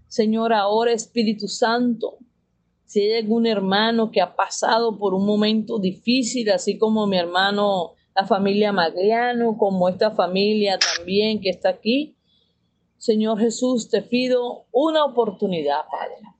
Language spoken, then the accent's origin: Spanish; Venezuela; moved away as an adult; now in Mexico; somos venezolanos, venimos aquí a México